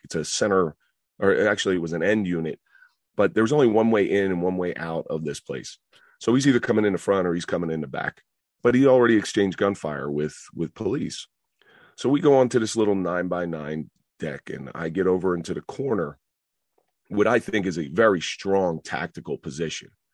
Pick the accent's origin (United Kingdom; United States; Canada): United States; Atlantic City, New Jersey; also born or lived in Roseland, New Jersey; the people I grew up in around Atlantic City